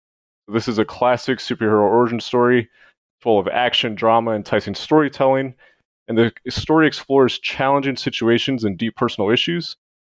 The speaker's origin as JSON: {"language": "English", "town": "Las Vegas", "region": "Nevada", "country": "United States", "said": "I'm 25 years old. I'm from Las Vegas, Nevada."}